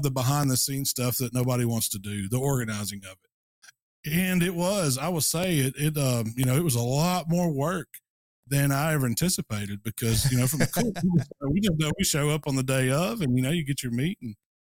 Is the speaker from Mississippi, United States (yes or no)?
yes; Hernando, Mississippi, United States; I live in Hernando now, which is just outside of Memphis, kind of a suburb of Memphis, Tennessee. It's actually in Mississippi